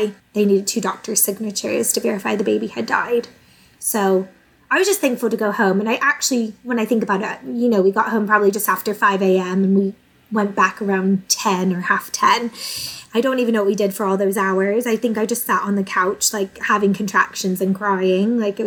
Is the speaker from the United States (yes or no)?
yes; United States; moved away as an adult; now in England; I'm originally from the States, although my mum is English